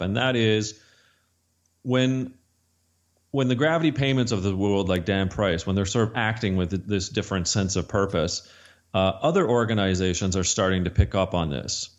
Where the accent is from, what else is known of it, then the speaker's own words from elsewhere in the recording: Canada; I'm Canadian